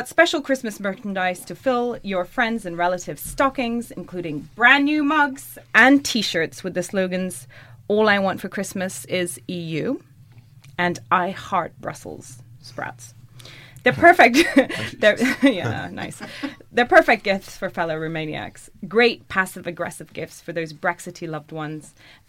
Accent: Germany; moved away; In my home country of Germany

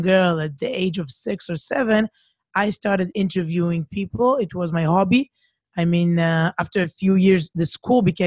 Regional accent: Herzliya, Tel Aviv District, Israel; now in Jerusalem, Israel; I was brought up here in Israel, but not in Jerusalem, in a city called Herzliya

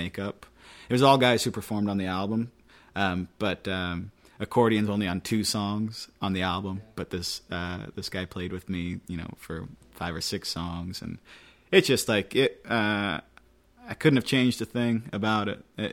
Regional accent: West Linn, Oregon, United States; moved away as an adult; I grew up in West Lynn, Oregon

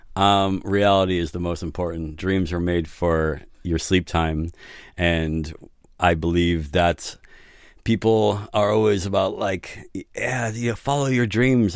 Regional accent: New York City, New York, United States; moved away; also born or lived in San Francisco; I'm originally from New York City

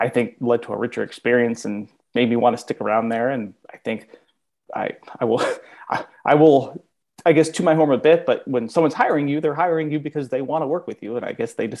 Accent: Tucson, Arizona, United States; also born or lived in South Carolina; I'm originally from Tucson

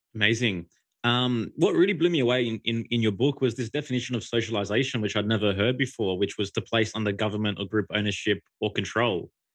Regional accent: Australia; I'm from Aus-, from Australia

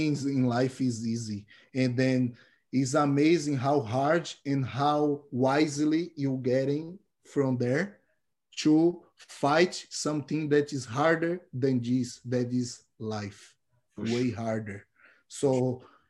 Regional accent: Salvador, Bahia, Brazil; English is a second language; moved away as an adult; now in Vancouver, Canada; I am here from Salvador, Bahia, 26 years old, brown belt from True North Jiu-Jitsu in Canada

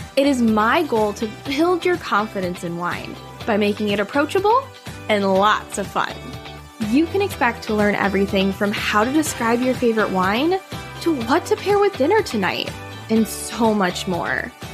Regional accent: Wisconsin, United States; moved away as an adult; now in Seattle, United States; growing up in Wisconsin

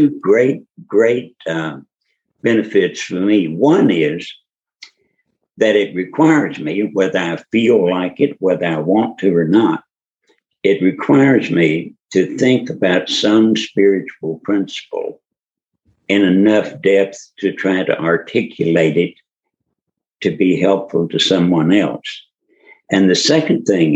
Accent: Kentucky, United States; also born or lived in Louisville, Kentucky; I grew up in Kentucky, but not in Louisville. I grew up on a tobacco farm 200 miles southwest of Louisville on the Tennessee-Kentucky line.

